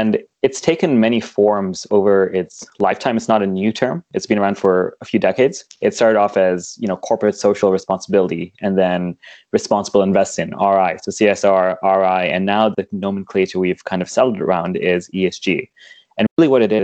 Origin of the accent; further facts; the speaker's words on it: Kenya; moved away; where I grew up in Kenya